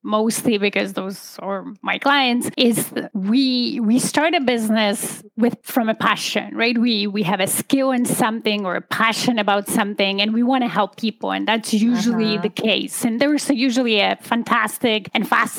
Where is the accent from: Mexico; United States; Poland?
Poland; moved away as an adult; now in Canada; I'm an immigrant. I come originally from Poland, and I immigrated to Canada in 2005. I was about 27, finished university in Poland at the time